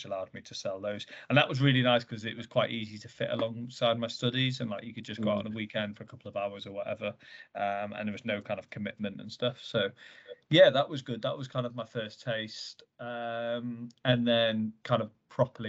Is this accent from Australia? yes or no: no; Bath, South West England, United Kingdom; I'm an entrepreneur from Bath.